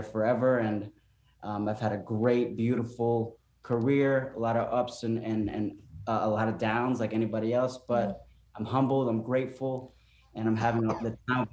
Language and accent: English; Florida, United States; moved away as an adult; also born or lived in California; I grew up here in Florida.